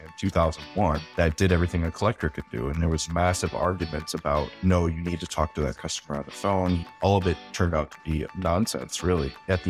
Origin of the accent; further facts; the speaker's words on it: Michigan, United States; I grew up in Southwest Michigan, basically.